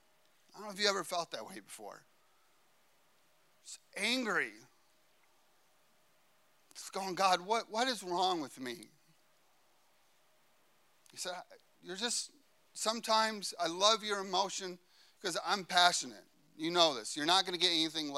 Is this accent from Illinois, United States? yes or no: yes; Chicago, Illinois, United States; I'm a boy from Chicago